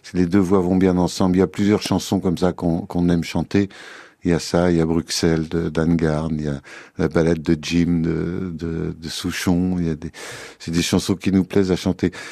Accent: Paris, Île-de-France, France; also born or lived in Loir-et-Cher; Non, moi je suis parisien de chez parisien. Je prends mon passeport quand je passe le périphérique et, c'est épouvantable. Je suis né à Paris, j'y ai vécu mon enfance.

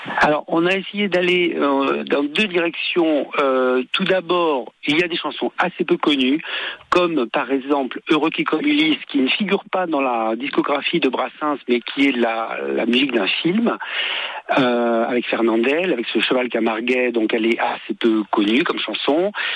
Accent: Tunisia; moved away; je suis d'origine méditerranéenne, mm. puisque je suis né en Tunisie.

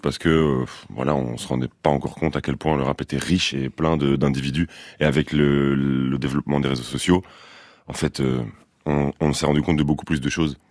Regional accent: Brussels, Brussels-Capital Region, Belgium; moi je viens de Bruxelles.

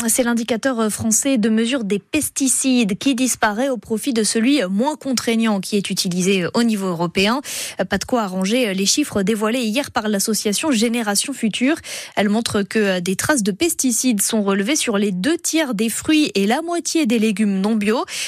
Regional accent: Alsace, Grand Est, France; Chez nous en Alsace

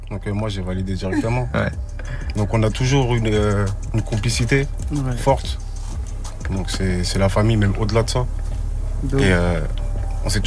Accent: Boissy-Saint-Léger, Île-de-France, France; Donc je viens de Boissy-Saint-Léger.

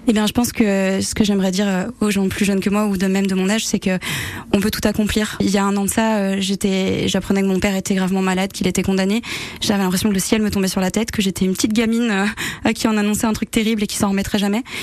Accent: Réunion; now in Aix-les-Bains, France; j'ai grandi à la Réunion

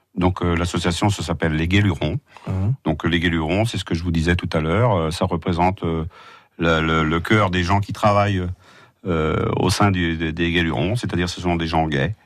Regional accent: Argentré-du-Plessis, Brittany, France; now in Vitré, France; J'habite à Vitré depuis 39 ans. Mmh. Je ne suis pas né à Vitré, je suis né à argentré du plessis

